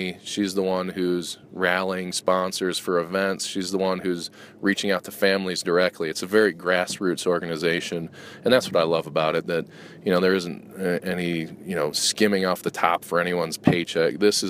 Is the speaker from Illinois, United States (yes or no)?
yes; Chicago, Illinois, United States; moved away; also born or lived in Indianapolis; Got to beat my hometown Chicago Bears